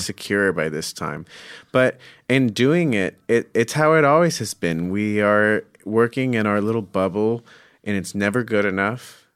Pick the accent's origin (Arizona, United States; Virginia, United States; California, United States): Arizona, United States; Scottsdale; I'm from Phoenix, Scottsdale.